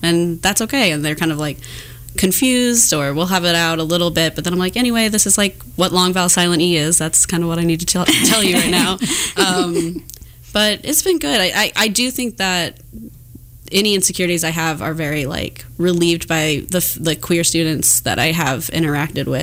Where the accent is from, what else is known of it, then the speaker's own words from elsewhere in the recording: Overland Park, Kansas, United States; I grew up in Overland Park, Kansas